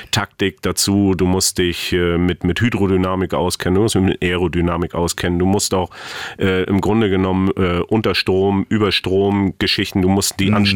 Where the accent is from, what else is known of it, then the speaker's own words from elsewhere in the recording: East Germany, Germany; Ich bin Baujahr 67 und dann äh, suchst du dir ja, und das war ja bei uns im Osten so schon ein Sport.